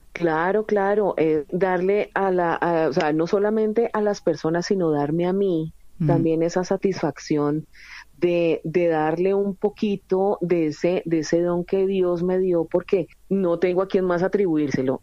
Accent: Colombia; now in Spain

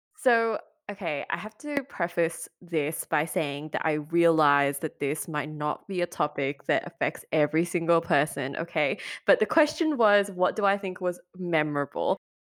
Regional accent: Malaysia; I come from Malaysia too

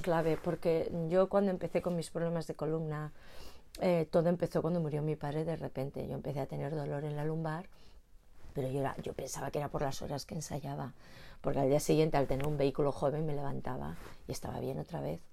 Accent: Madrid, Community of Madrid, Spain; Yo soy de Madrid

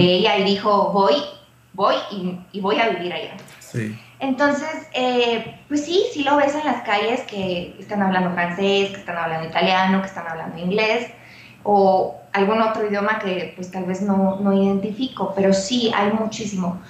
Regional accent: Guatemala; moved away as an adult; now in Mexico City, Mexico; yo soy guatemalteca, yo tampoco conocía México, lo conocí en el 2012

